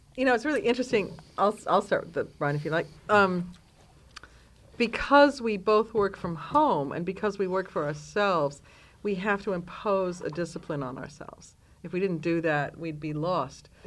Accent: Detroit, Michigan, United States; now in London, United Kingdom; growing up in Detroit

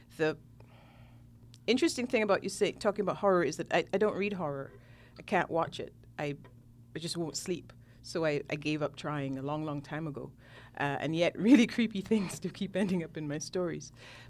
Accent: Jamaica; also born or lived in Trinidad and Tobago / Guyana; I'm from Jamaica, but lived in Jamaica, Trinidad, and Guyana, and have relatives in all three.

